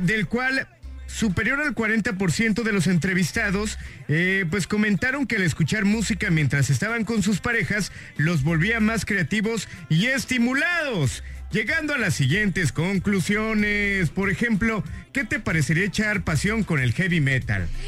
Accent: Hidalgo, Mexico; yo soy de allá, de Coctepec algo

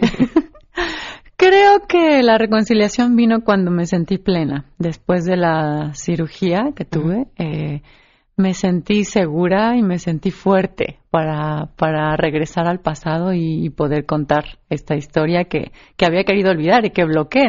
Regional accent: San Miguel de Allende, Guanajuato, Mexico; San Miguel de Allende, mi tierra natal

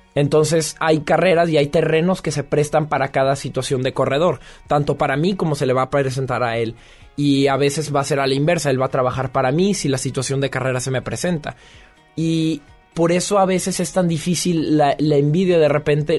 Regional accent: Mexico; moved away as an adult; now in France

